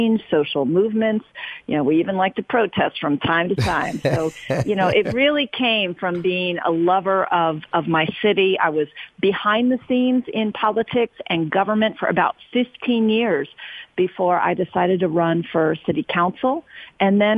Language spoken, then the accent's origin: English; Oakland, California, United States; I'm born and raised in Oakland. Grew up here